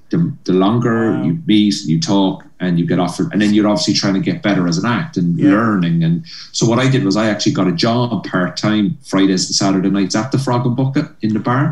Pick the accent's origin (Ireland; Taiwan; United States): Ireland; Cork, Munster; moved away as an adult; now in Belfast, United Kingdom; I grew up in Cork, like where there was nothing, you know, in south of Ireland